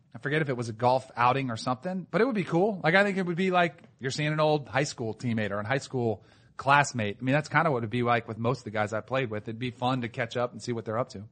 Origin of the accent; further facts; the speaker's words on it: South Florida, United States; moved away as an adult; also born or lived in Connecticut; I grew up in South Florida